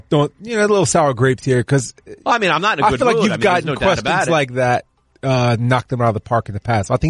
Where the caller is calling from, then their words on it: Boston, Massachusetts, United States; So I'm actually calling from Boston today, so I have a Boston question.